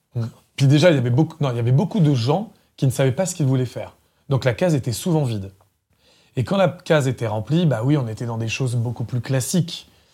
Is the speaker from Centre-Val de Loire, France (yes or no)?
yes; Centre-Val de Loire, France; moved away; also born or lived in Paris; je suis né dans le Loiret, dans le 45, dans un village de 150 habitants qui s'appelle Dame-Marie en Puisée